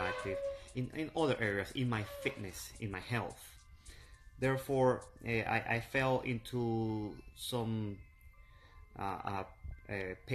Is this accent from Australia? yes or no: no; Venezuela; now in Miami, United States; I am from Miami, and I am originally from Venezuela